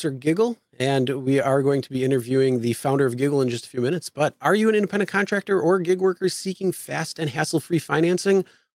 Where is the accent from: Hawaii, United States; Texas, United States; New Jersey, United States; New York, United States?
New York, United States; It's my home state where I'm at now